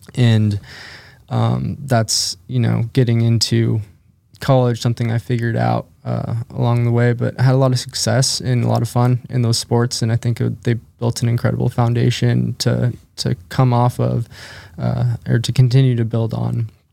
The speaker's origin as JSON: {"language": "English", "town": "Spokane", "region": "Washington", "country": "United States", "tie": "born or raised there", "said": "I grew up in Spokane, Washington"}